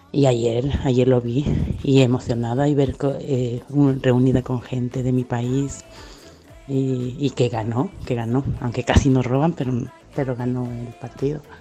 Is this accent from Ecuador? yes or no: yes; Ecuador; now in Spain; yo soy ecuatoriana